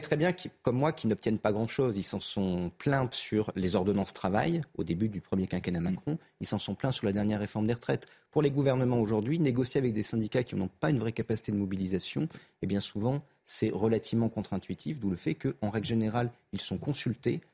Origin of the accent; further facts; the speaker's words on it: Clermont-Ferrand, Auvergne-Rhône-Alpes, France; je viens de Clermont-Ferrand et je viens des quartiers difficiles de Clermont-Ferrand